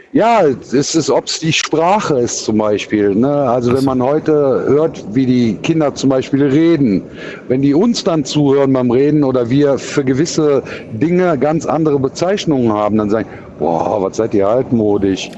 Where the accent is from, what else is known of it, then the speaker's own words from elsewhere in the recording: Cologne, North Rhine-Westphalia, Germany; accent: Kölsch; Ich bin ja Kölner und wir haben ja sowieso für viele Sachen ganz andere Aussprachen halt